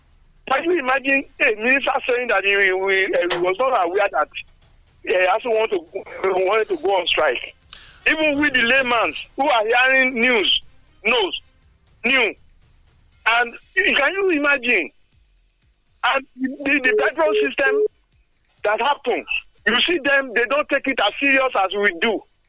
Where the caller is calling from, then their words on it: Songo, Nigeria; I'm calling from Songo.